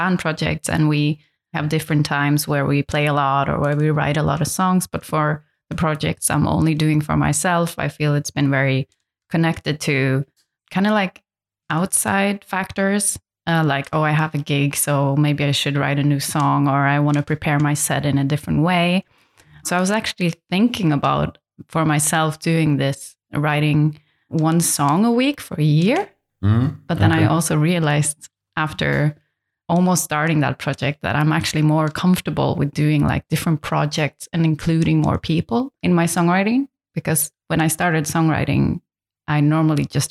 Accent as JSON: {"language": "English", "area": "Lofoten Islands", "region": "Nordland", "country": "Norway", "tie": "born or raised there", "second_language": "English", "moved": "yes", "lives_now": "Berlin, Germany", "said": "I'm originally from a place in north of Norway called the Lofoten Islands."}